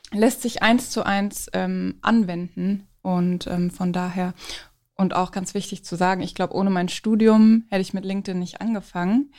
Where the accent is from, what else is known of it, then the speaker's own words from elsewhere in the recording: Frankfurt, Hesse, Germany; Ich komme aus Frankfurt